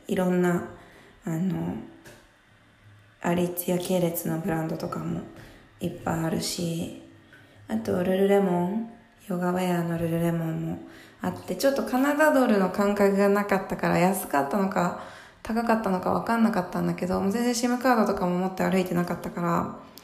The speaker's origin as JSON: {"language": "Japanese", "region": "Mie", "country": "Japan", "tie": "born or raised there", "moved": "yes", "said": "私普通にすごい三重県のすごい何もないとこ出身"}